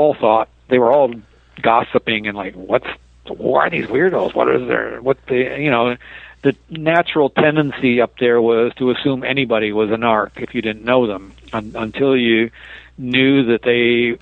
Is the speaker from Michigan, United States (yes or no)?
yes; Detroit, Michigan, United States; moved away; also born or lived in East Bay, California / San Francisco, California; I grew up in Detroit